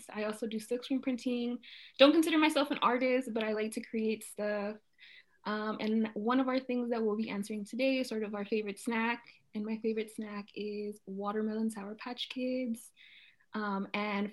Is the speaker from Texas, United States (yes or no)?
yes; Dallas, Texas, United States; also born or lived in Los Angeles; I'm from Dallas, Texas